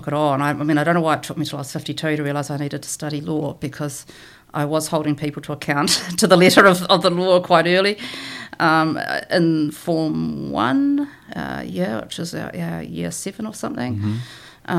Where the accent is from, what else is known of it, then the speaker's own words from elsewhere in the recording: Christchurch, Canterbury, New Zealand; I grew up in Christchurch. I grew up in Port Hills Road with the hills at my back